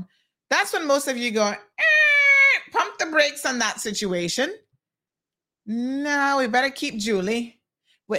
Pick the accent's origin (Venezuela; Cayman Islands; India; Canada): Cayman Islands